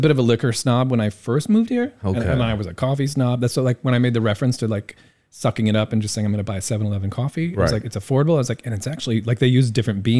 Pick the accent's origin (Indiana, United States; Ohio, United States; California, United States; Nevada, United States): Indiana, United States; now in Taiwan; I love my hometown in Indiana, but like, it's just flat.